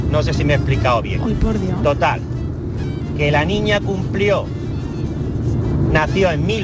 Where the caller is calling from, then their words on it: Málaga, Andalusia, Spain; de Málaga.